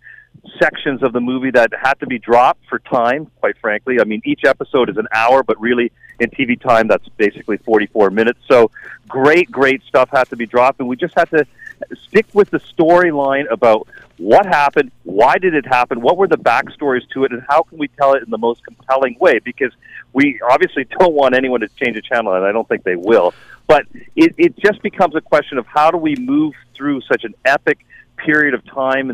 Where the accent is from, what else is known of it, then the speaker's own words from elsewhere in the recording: Canada; now in Chicago, United States; I work for ABC News in Chicago, but I'm Canadian, and I'm Canadian and a hockey fan